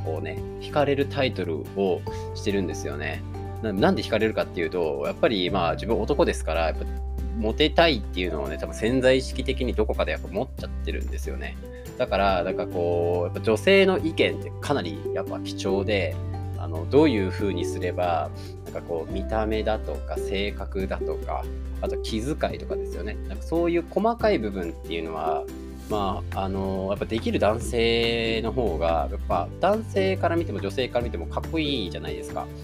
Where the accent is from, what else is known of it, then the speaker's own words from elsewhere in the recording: Tokushima, Japan; accent: Awa dialect; 自分も方言、あのー、地元の方が阿波弁、まあ、徳島生まれなんで、阿波弁なんですけど